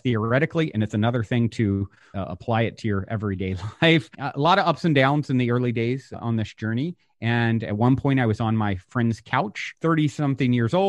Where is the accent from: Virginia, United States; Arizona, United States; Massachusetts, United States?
Virginia, United States; now in California, United States; I grew up on the East Coast in Virginia. I currently live in California.